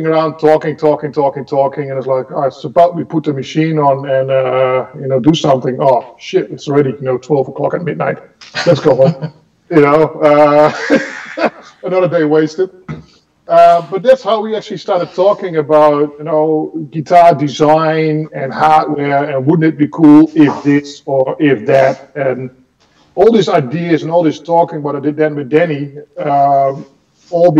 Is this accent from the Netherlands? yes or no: yes; Enschede, Overijssel, Netherlands; a music store in my hometown in Enschede